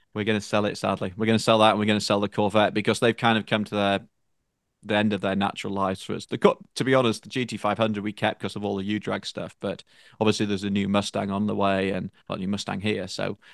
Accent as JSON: {"language": "English", "region": "Northern England", "country": "United Kingdom", "tie": "born or raised there", "moved": "as an adult", "lives_now": "United States", "said": "where I grew up in Northern Eng-, in, in Northern England in particular"}